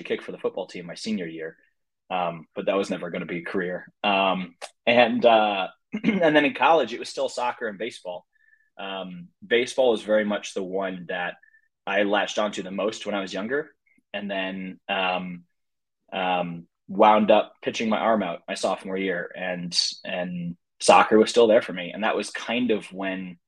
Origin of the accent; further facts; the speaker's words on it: St. Louis, Missouri, United States; also born or lived in Oregon / Virginia; born and raised in St. Louis